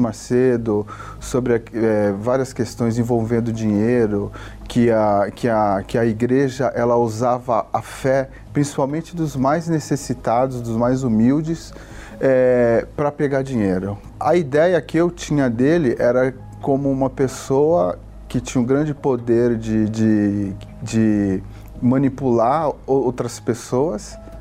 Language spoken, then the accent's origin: Portuguese; Santos, São Paulo, Brazil; eu sou de Santos